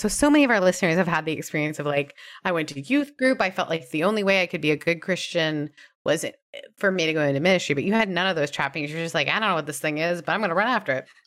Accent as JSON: {"language": "English", "country": "Canada", "tie": "born or raised there", "moved": "yes", "lives_now": "United States", "said": "growing up in Canada"}